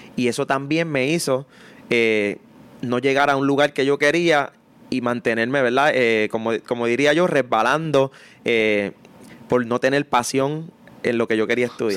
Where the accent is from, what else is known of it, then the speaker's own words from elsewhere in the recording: Mayagüez, Puerto Rico; moved away as an adult; yo soy nacido y criado en, en un residencial público